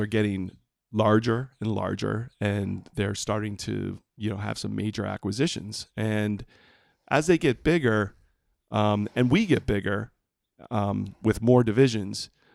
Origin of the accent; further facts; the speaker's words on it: Puerto Rico; moved away; I grew up in Puerto Rico